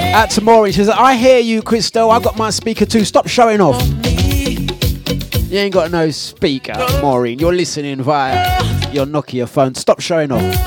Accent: London, United Kingdom; accent: cockney; I'm originally from Waltham Forest

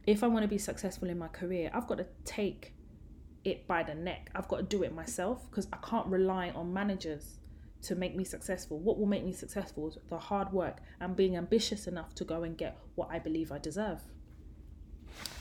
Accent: London, United Kingdom; I grew up in Tottenham, and Tottenham was the hood

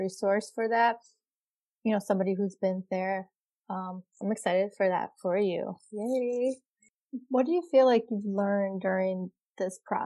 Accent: Kosovo; now in United States; I'm from Kosovo

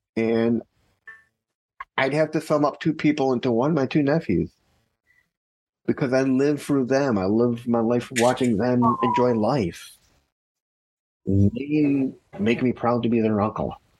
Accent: Chicago, Illinois, United States; also born or lived in Skokie, Illinois; I grew up in Chicago, Illinois. Actually, I was born in Skokie, Illinois, but I grew up in Chicago, Illinois.

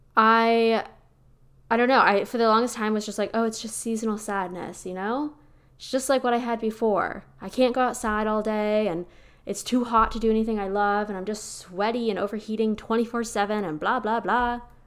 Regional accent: Pennsylvania, United States; now in Austin, United States; I'm originally from Pennsylvania, where we have an actual, like, Hallmark movie worthy fall experience

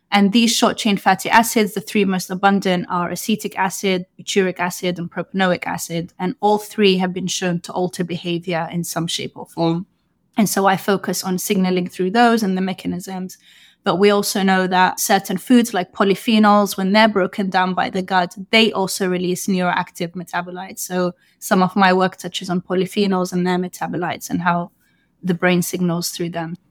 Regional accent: London, United Kingdom; moved away as an adult; also born or lived in Sudan (ancestry); now in New York, United States; I grew up in London, U K

